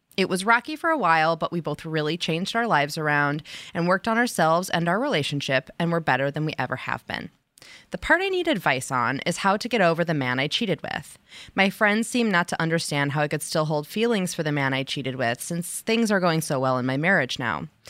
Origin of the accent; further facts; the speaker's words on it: outside of Chicago, Illinois, United States; accent: Midwestern; now in Los Angeles, United States; I'm from outside of Chicago